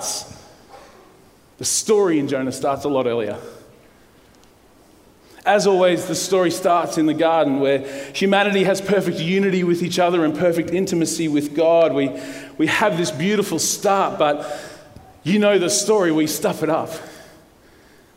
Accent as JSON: {"language": "English", "town": "Brisbane", "region": "Queensland", "country": "Australia", "tie": "born or raised there", "said": "I'm a local boy. I grew up in the western suburbs of Brisbane. I live in Bellbarrie. I grew up in Moggill."}